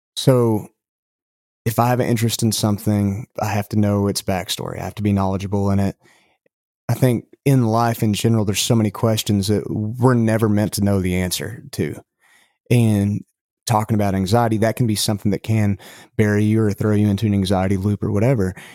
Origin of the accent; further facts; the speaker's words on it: Lubbock, Texas, United States; accent: West Texas dialect; moved away as an adult; now in Tennessee, United States; I'm from Lubbock